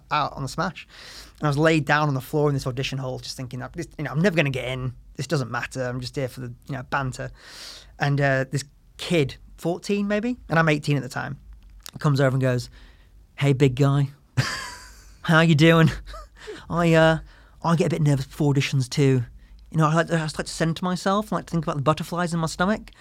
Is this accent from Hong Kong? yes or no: no; the north of England, United Kingdom; grew up in the north of England in the nineties and two thousands